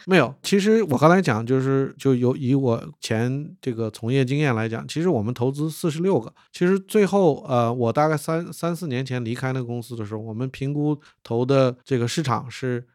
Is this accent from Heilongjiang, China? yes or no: yes; Harbin, Heilongjiang, China; 我的老家是哈尔滨